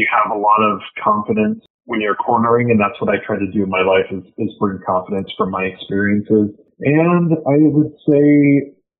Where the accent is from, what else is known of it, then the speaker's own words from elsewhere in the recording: Pacific Northwest, United States; moved away; I'm from the Pacific Northwest